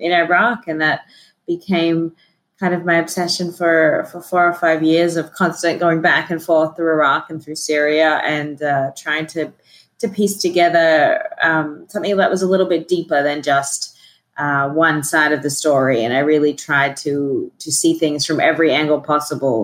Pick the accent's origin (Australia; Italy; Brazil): Australia; moved away; also born or lived in Sydney; I am originally from Australia